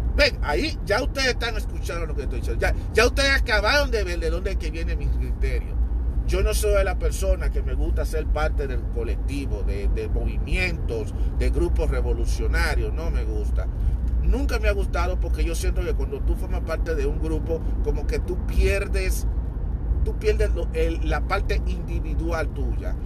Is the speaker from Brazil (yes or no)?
no; Dominican Republic; soy hispana, soy dominicano